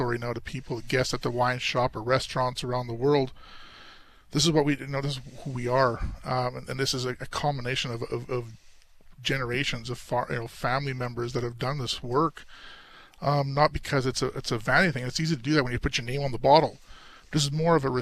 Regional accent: Oliver, British Columbia, Canada; also born or lived in Naramata; I was born and raised in Oliver

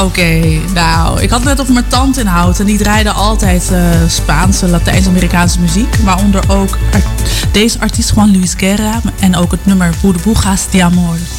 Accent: Culemborg, Gelderland, Netherlands; moved away as an adult; now in Houten, Netherlands; Toen ik in Culemborg woonde

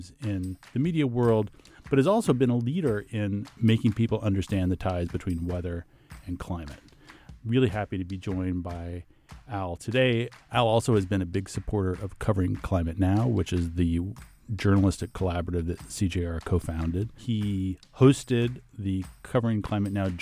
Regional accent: Texas, United States; now in New York City, United States; I've lived here for 25 years or so, but I grew up in Texas

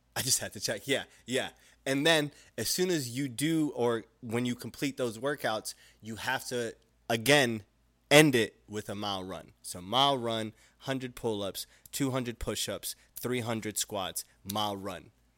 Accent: Utah, United States; now in Arizona, United States; I was raised in Utah

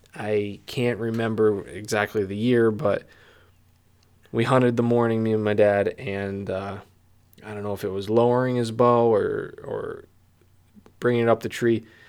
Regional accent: Pennsylvania, United States; I'm from Pennsylvania

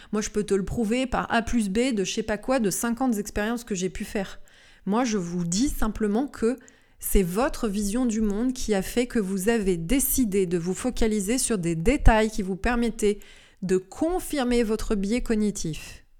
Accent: Lyon, Auvergne-Rhône-Alpes, France; chez nous, par exemple, à Lyon

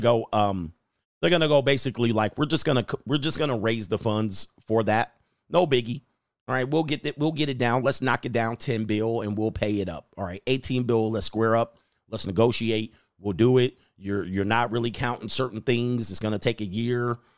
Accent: Southern California, United States; growing up in Southern Cal

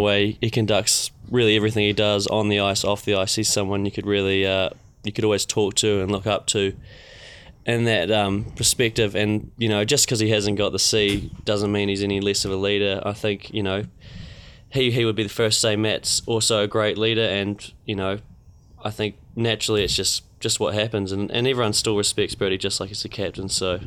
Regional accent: Queenstown, Otago, New Zealand; born or raised there

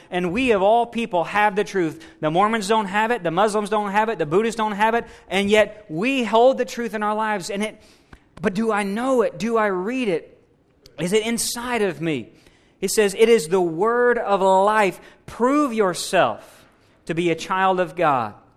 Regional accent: United States; We're American strong

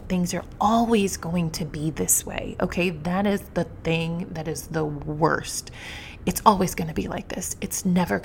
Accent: New York City, New York, United States; Being a New Yorker, I have traveled by subway often

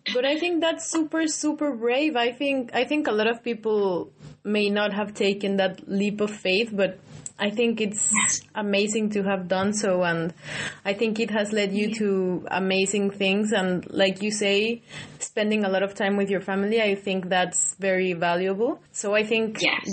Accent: Mexico; now in United Kingdom; I'm from Mexico and I migrated.

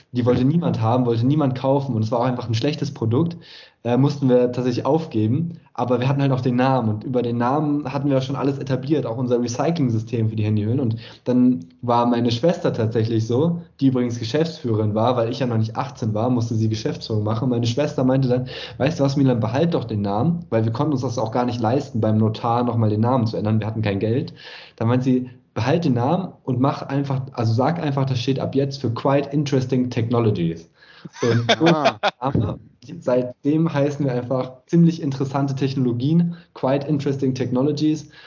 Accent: Oppenheim, Rhineland-Palatinate, Germany; in mein Heimatdorf Oppenheim am Rhein

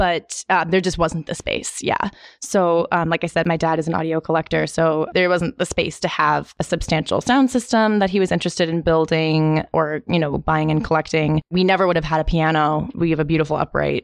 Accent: New York City, New York, United States; I'm originally from the Lower East Side of Manhattan.

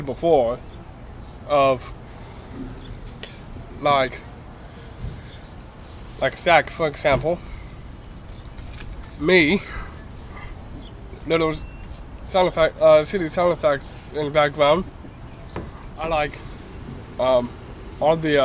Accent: North Carolina, United States; born or raised there; also born or lived in Arlington, Virginia

